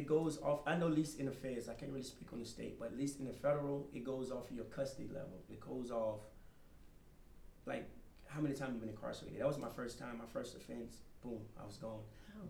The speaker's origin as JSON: {"language": "English", "region": "Florida", "country": "United States", "said": "Yes, I was part of the Florida crew."}